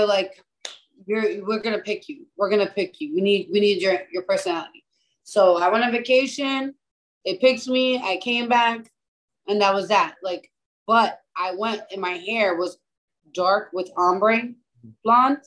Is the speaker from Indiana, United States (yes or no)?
no; New York City, New York, United States; now in New Jersey, United States; I live in New Jersey, but I'm from the Bronx